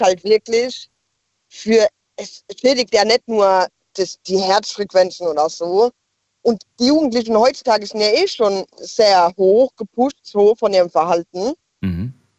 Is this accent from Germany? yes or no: yes; Ludwigshafen, Rhineland-Palatinate, Germany; now in Idar-Oberstein, Germany; Ich komme aus eigentlich gebürtig aus Ludwigshafen